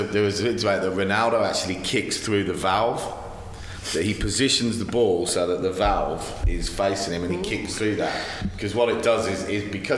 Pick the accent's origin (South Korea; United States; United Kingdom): United Kingdom; England; now in Australia; living in Australia but ultimately being English